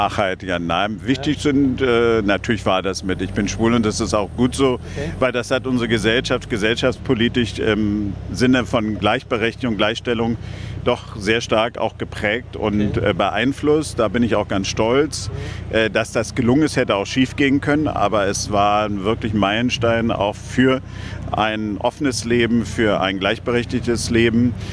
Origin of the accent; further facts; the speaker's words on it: Germany; aber insgesamt auch als Deutscher